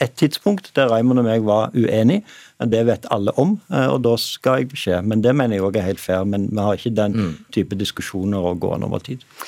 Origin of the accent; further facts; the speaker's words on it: Stavanger, Rogaland, Norway; moved away; min hjemby Stavanger